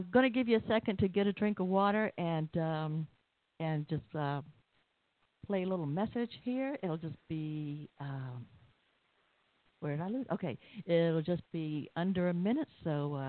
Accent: the South, United States; accent: Southern; I'm Southern. You seem to understand my accent, so I figured maybe you thought I was from New York or somewhere.

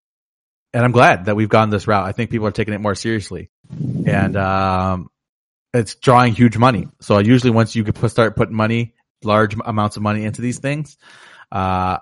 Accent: Chicago, Illinois, United States; I'm from Chicago

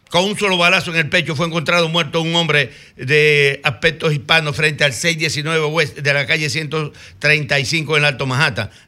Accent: Villa Arriba, Dominican Republic; mi pueblo natal, Villa arriba

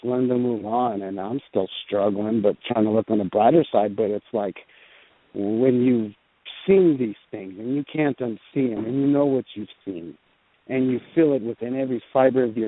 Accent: New Mexico, United States; I grew up in New Mexico, across the street from a cemetery, literally

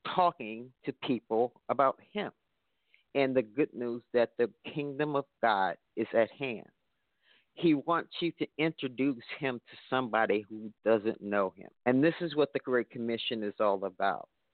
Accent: Chicago, Illinois, United States; I'm from Chicago, so they consider this the birthplace of gospel music

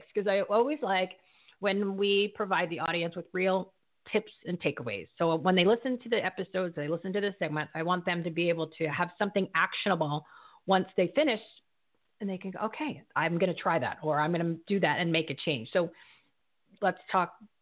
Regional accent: Bridgewater, New Jersey, United States; moved away; I'm from Bridgewater, Somerset County

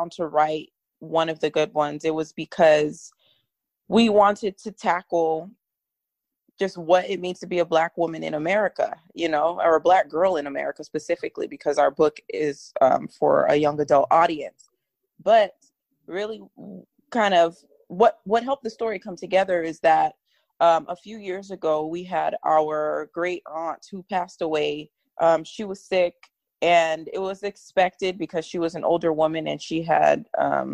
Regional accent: Miami, Florida, United States; we're from Miami. So, you know, where Trayvon Martin went to school, it was our home school

